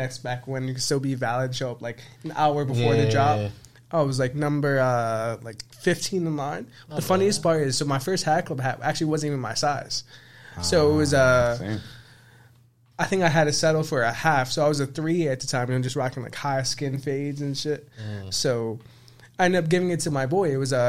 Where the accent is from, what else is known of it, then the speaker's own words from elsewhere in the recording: New York City, New York, United States; I'm born and raised in the Bronx, Pelham Parkway my whole life.